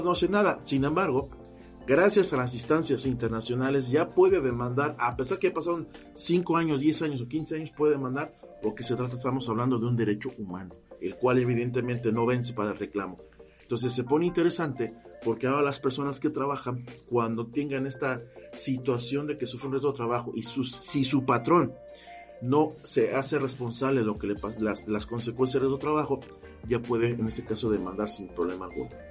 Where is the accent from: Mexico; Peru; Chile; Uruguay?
Mexico; Mexico City; moved away as an adult; now in Veracruz, Mexico; soy oriundo de la Ciudad de México, pero asignado ya acá en Veracruz.